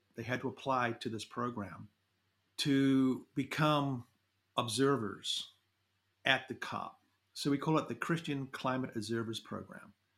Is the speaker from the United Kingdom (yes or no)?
no; New Zealand; moved away as an adult; now in United States; I grew up in New Zealand, went to university there